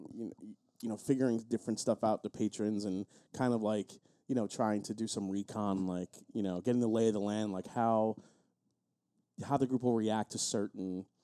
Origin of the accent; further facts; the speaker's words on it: Long Island, New York, United States; I played a long time ago with my, you know, my friends growing up on Long Island.